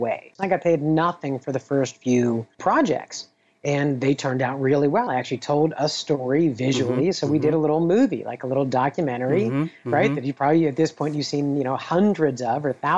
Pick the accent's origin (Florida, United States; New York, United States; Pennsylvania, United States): Pennsylvania, United States; Pittsburgh; a kid growing up in Pittsburgh, Pennsylvania